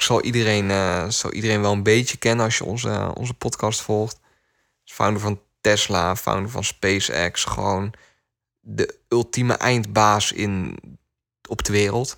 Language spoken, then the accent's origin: Dutch; Netherlands; ik word ook wel trots als Nederlander.